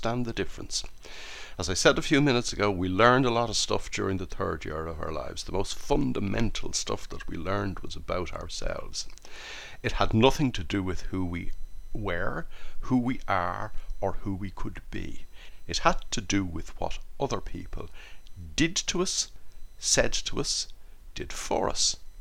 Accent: Ireland; born or raised there

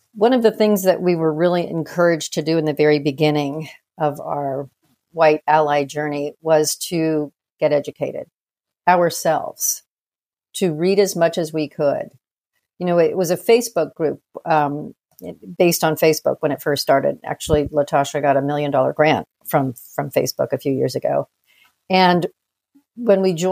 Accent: United States; being born and raised in the United States

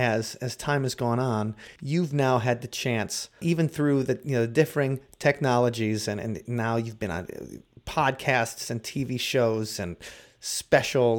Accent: Wisconsin, United States; growing up in Wisconsin

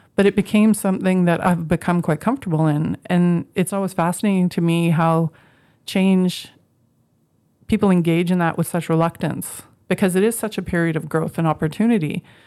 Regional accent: Moose Jaw, Saskatchewan, Canada; moved away as an adult; also born or lived in Regina; I grew up in the prairies, I grew up in Moose Jaw. I spent my whole basically from 3 to 18

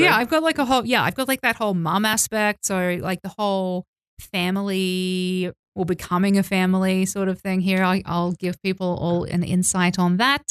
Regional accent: Australia; moved away as an adult; also born or lived in Mexico; now in Tbilisi, Georgia; I'm from Australia

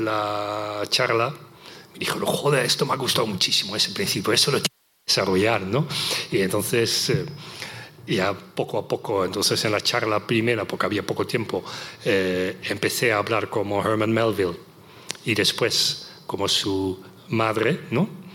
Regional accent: Netherlands; Spanish is a second language; moved away; en los Países Bajos, mi país natal, no en español evidentemente, sino en neerlandés

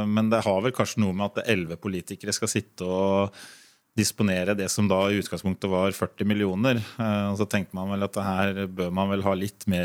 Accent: Ringerike, Buskerud, Norway; Det er jo jeg og Inger Kammerud og, og Roger, da, så vi er jo tre fra Ringerike som sitter i det utvalget.

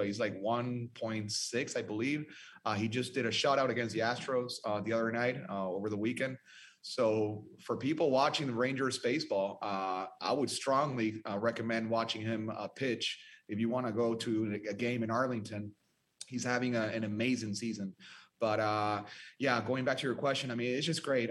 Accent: Venezuela; now in Dallas, United States; I'm from Venezuela

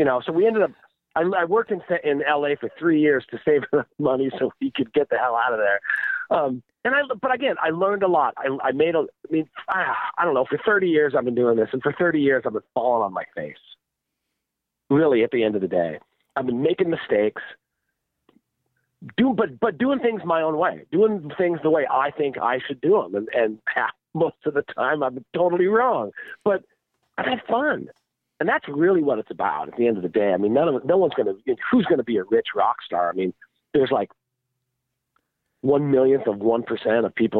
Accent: Seattle, Washington, United States; I'm from Seattle

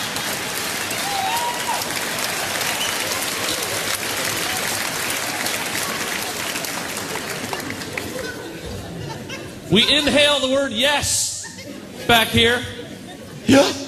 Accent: Pictou, Nova Scotia, Canada; now in Toronto, Canada; growing up here

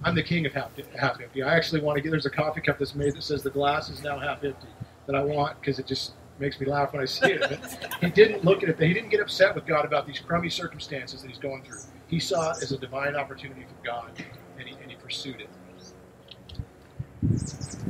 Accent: United States; we have a lot of amazing rights as American Christians

